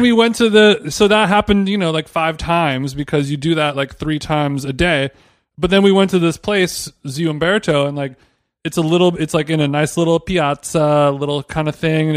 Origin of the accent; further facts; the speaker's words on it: United States; we're American